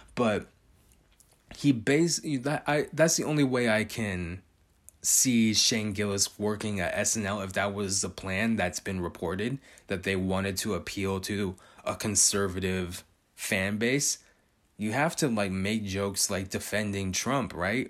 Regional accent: California, United States; I was born and raised in California

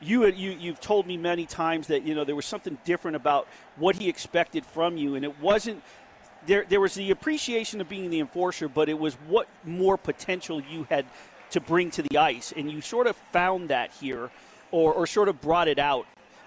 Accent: Manhattan, New York, United States; born there; From that, being that I was born in Manhattan, the Rangers were always my favorite team.

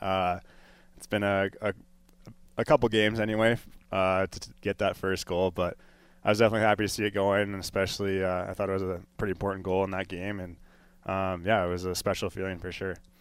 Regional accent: Colorado, United States; growing up in Colorado

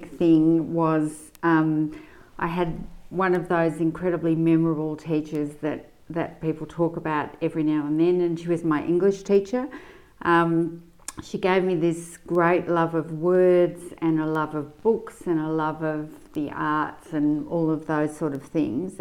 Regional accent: Sydney, New South Wales, Australia; moved away as an adult; now in Melbourne, Australia; I've lived about half my life in Sydney, including most of my early life, and about half my life in Melbourne

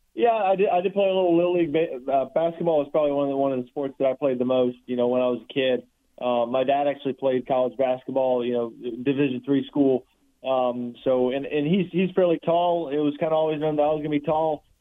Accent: Charlotte area, North Carolina, United States; I grew up in North Carolina and in, in, in the Charlotte area

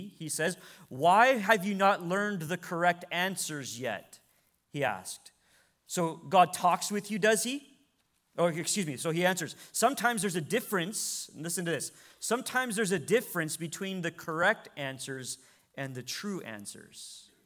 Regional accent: United States; as American believers

